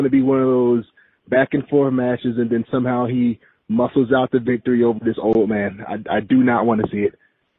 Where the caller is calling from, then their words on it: Columbus, Georgia, United States; How's it going, gentlemen? … from Columbus.